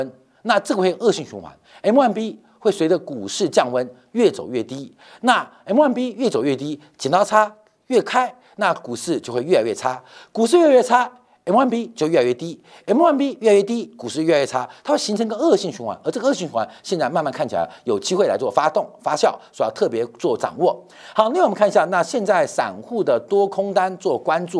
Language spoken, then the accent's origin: Chinese; China; 所以为什么美国会笑我们中国人？